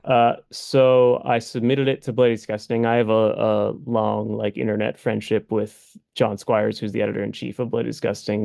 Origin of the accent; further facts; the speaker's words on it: Massachusetts, United States; We're both from Massachusetts